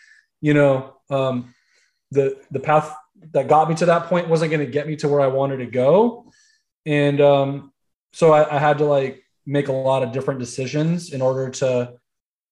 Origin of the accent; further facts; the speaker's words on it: Central Valley, California, United States; moved away as an adult; now in South Florida, United States; growing up most of my life in Central Valley, and then moving to South Florida